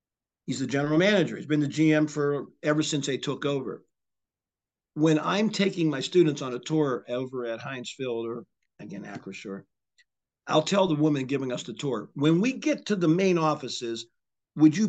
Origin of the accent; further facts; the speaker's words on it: Charleroi, Pennsylvania, United States; I grew up near California University, was in, like, I could throw a rock to Cal U. And back in the 70s, that's when all of my friends from the Mon Valley where I lived in Charleroi